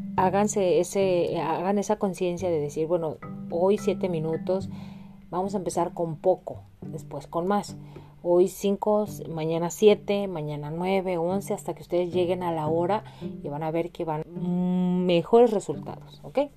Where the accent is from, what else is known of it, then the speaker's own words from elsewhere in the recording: Mexico; moved away as an adult; now in Illinois, United States; yo que vivo aquí en Estados Unidos y que vengo de México